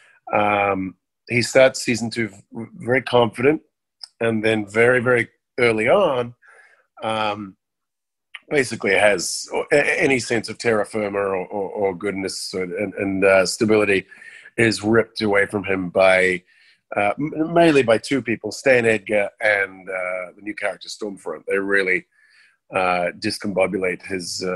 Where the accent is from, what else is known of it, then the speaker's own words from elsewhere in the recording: New Zealand; growing up in New Zealand